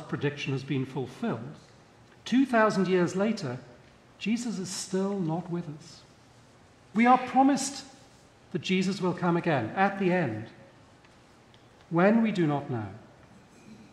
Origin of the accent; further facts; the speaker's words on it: United Kingdom; moved away; I'm British by birth